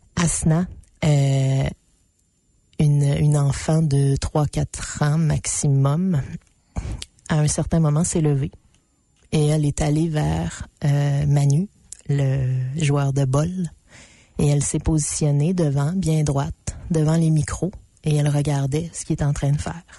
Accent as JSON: {"language": "French", "area": "Abitibi", "region": "Quebec", "country": "Canada", "said": "je viens de l'Abitibi, qui en ce moment est la région qui brûle"}